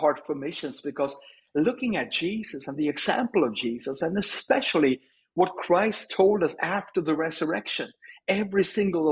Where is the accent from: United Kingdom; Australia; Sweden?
Sweden; I'm from Sweden, born and raised